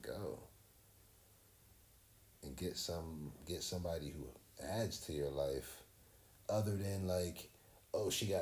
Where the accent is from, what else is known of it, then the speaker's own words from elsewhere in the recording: New Jersey, United States; We're from Jersey